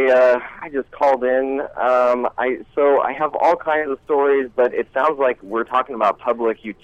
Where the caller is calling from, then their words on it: Montana, United States; Hey guys, I uh, called in a few months ago. … from Montana.